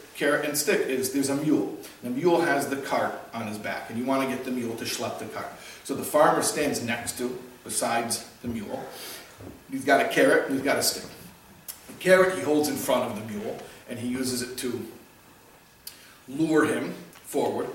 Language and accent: English; Chicago, Illinois, United States; when I was a kid, growing up in Chicago